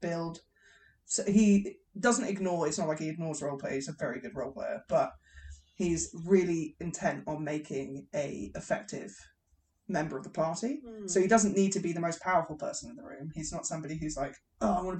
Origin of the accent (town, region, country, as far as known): England, United Kingdom